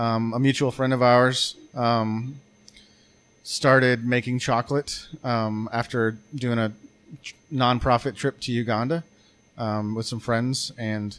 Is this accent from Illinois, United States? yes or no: no; Arkansas, United States; now in Bentonville, United States; I'm from Arkansas, but not Northwest Arkansas. I mean, I came here for college in 2004, and I've lived here ever